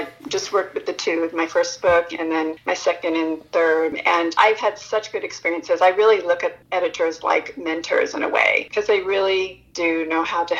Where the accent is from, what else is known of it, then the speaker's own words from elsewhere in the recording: Japan; also born or lived in United States; I grew up partly in Japan, and I had ideas of the many festivals I attended there, which I had no recollection of what I was celebrating, and then fairs that I attended in America.